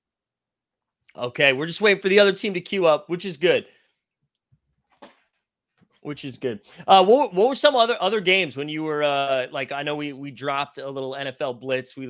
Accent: Massachusetts, United States; now in New York, United States; I'm originally from Massachusetts. I live in New York.

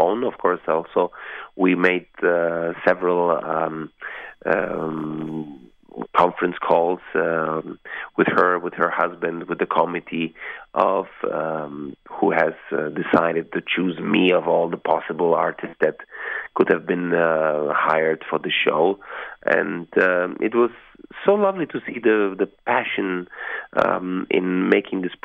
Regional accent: Vienna, Austria; moved away; I was born in Austria, in Vienna, in the heart of Europe, in the beautiful capital of Austria, in Vienna.

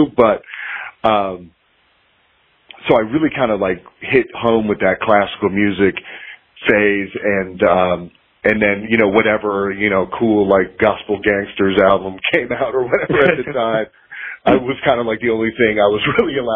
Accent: Cleveland, Ohio, United States; moved away as an adult; now in South Carolina, United States; I'm originally from Cleveland, Ohio, so I moved to South Carolina about 13 years ago.

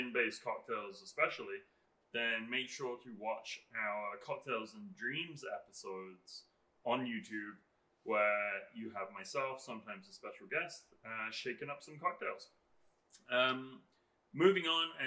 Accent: England, United Kingdom; moved away; I'm English

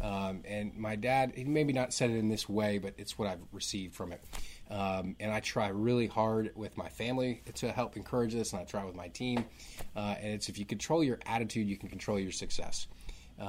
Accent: Northern Virginia, United States; now in Raleigh, United States; I grew up in Northern Virginia

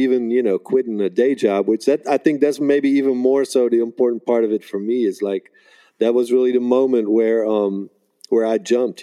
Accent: Netherlands; now in United States; I grew up in Holland

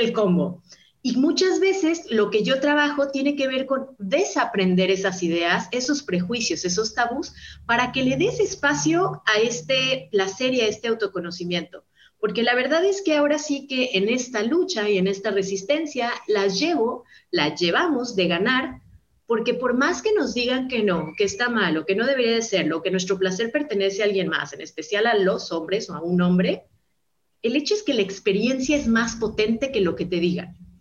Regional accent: Guadalajara, Jalisco, Mexico; Guadalajara, Jalisco, que es de donde yo soy, acá en México

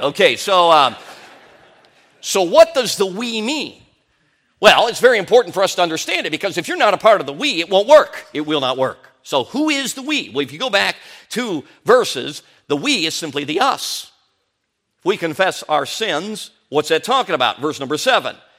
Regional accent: Chicago, Illinois, United States; also born or lived in Durango, Colorado; we moved from Durango, Colorado And we came to Chicago, Illinois

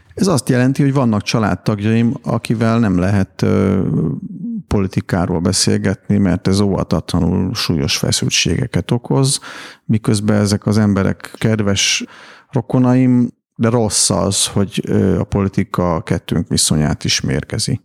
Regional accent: Hungary; én, mint magyar ember

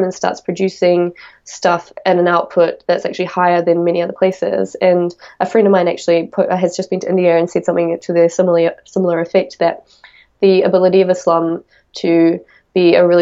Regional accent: Auckland, New Zealand; where I'm from in my hometown, it's the biggest city in New Zealand

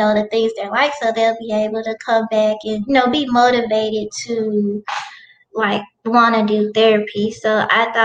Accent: Helena-West Helena, Arkansas, United States; moved away as an adult; now in Jonesboro, United States; I am originally from Helena, West Helena. It's a small town in Arkansas, and now I'm living in Jonesboro

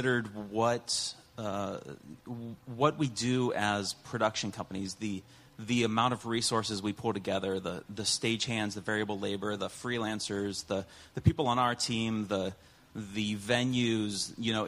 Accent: Ohio, United States; I'm from Ohio

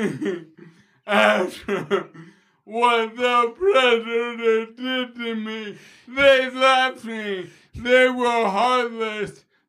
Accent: Queens, New York, United States; Yo, I'm from Queens. I'm a bad motherfucker from Queens.

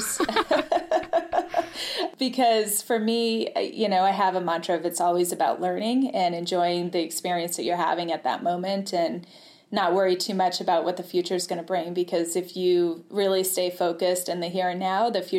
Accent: New Hampshire, United States; moved away as an adult; also born or lived in New York City, United States; I grew up in New Hampshire in the White Mountains

